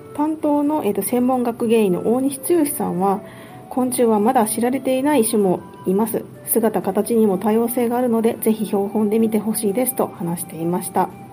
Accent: Shikokuchuo, Ehime, Japan; moved away as an adult; also born or lived in Kitakyushu, Fukuoka; now in Niihama, Japan; 私は隣の四国中央市の出身なんですけど

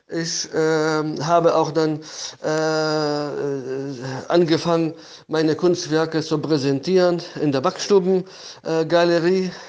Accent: Homs, Homs Governorate, Syria; danach habe ich 1997 in meiner Heimatstadt Homs in Syrien meine erste private Ausstellung äh, äh, äh gemacht.

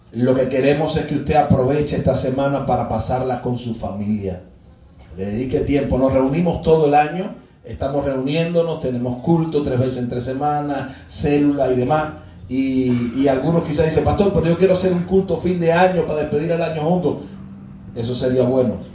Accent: Cuba; Parte de nuestra idiosincrasia como cubanos

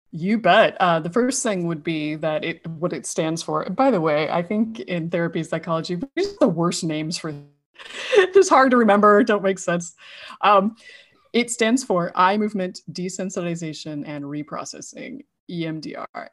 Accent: Idaho, United States; now in San Diego, United States; I grew up in Idaho and, uh, now live in San Diego.

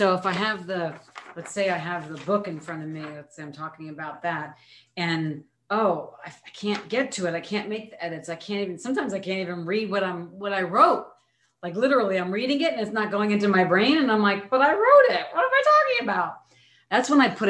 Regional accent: New York, United States; being a New Yorker

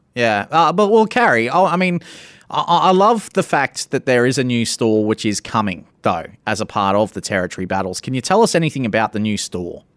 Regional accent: Australia; me being an Australian

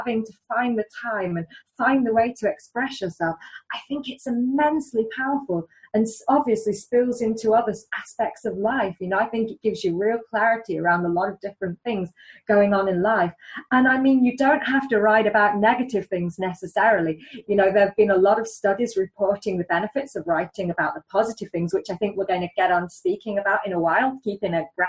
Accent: England, United Kingdom; I'm English

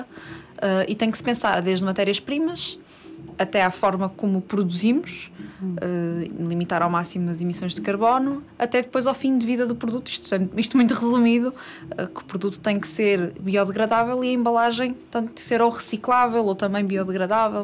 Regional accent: Matosinhos, Norte, Portugal; tenho 27 anos, sou do Porto, mais concretamente de Matosinhos

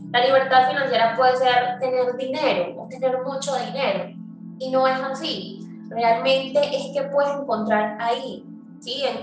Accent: Venezuela; now in Medellín, Colombia; nosotros que venimos de Venezuela

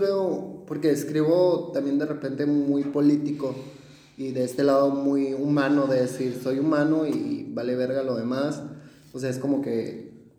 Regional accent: Mexicali Valley, Baja California, Mexico; yo soy del Valle Mexicali y estoy a 40 minutos de, de, la ciudad

